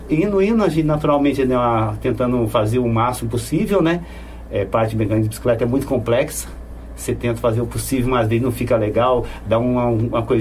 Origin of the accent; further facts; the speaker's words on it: São Paulo, Brazil; Então, eu vim de São Paulo, eu fazia tijolo, trabalhava na olaria com a família inteira, né?